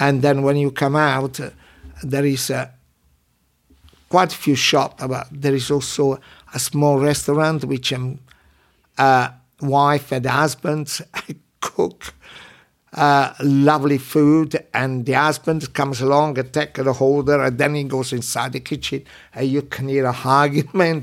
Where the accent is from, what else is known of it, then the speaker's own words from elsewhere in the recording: Minori, Campania, Italy; English is a second language; moved away as an adult; also born or lived in London, England; now in England; My hometown in Amalfi Coast, Minori